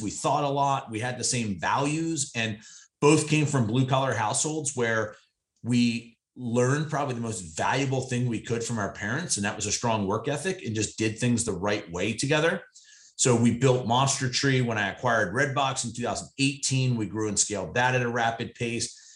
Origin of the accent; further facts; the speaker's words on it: Eastern Pennsylvania, United States; push mowing lawns in a local neighborhood where I grew up in Eastern Pennsylvania